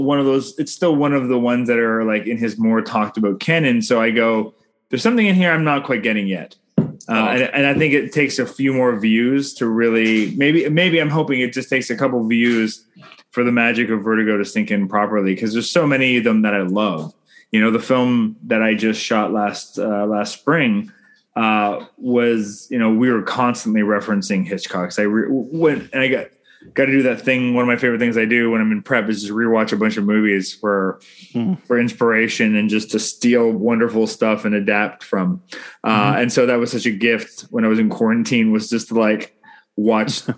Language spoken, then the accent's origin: English; Canada; I'm Canadian filmmaker